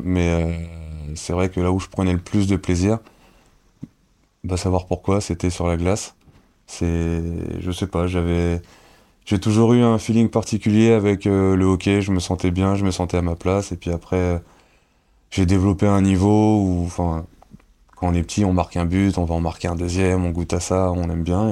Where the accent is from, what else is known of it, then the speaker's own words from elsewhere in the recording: Cergy, Île-de-France, France; now in Angers, France; c'est Sergi c'est, le sang comme on dit hein, c'est hmm. c'est, la... c'est, c'est chez moi c'est là où j'ai grandi